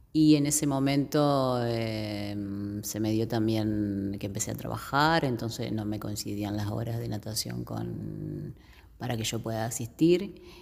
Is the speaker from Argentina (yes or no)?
yes; Argentina; Argentina, somos todos argentinos ahí